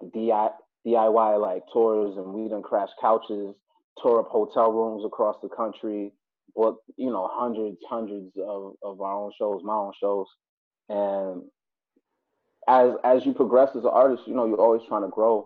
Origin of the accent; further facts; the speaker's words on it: New York City, New York, United States; also born or lived in Buffalo, New York; I was raised in Brooklyn, and I spent my whole life between the two